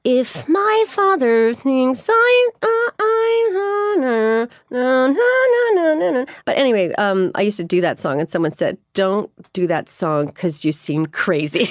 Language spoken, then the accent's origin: English; Miami, Florida, United States; also born or lived in Chicago; I was born in Chicago. I grew up in Miami, though. We moved when I was seven.